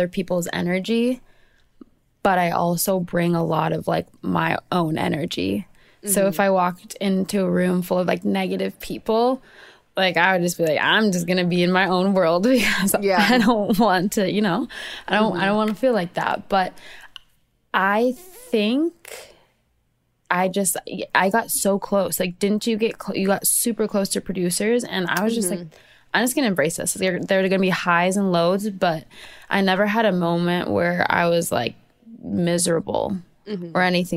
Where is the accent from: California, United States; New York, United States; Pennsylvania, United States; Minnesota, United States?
Minnesota, United States; I'm from Minnesota